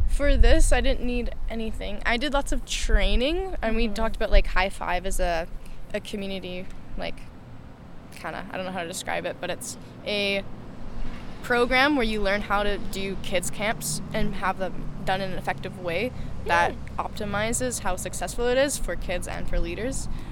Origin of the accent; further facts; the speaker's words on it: Smithers, British Columbia, Canada; also born or lived in Kelowna; I'm from Smithers.